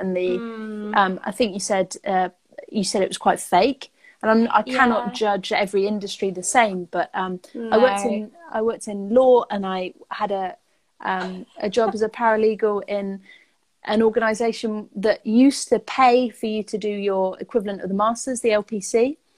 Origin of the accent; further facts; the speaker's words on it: Taunton, South West England, United Kingdom; also born or lived in Bristol; now in Bournemouth, United Kingdom; I grew up in Taunton, that area, Somerset